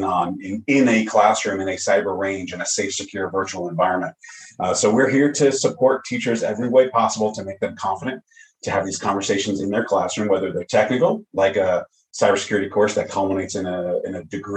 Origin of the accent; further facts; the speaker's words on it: Long Island, New York, United States; also born or lived in Staten Island, New York / Fort Myers, Florida; now in Bossier City, United States; I'm originally from New York, Long Island, lived on Staten Island a number of years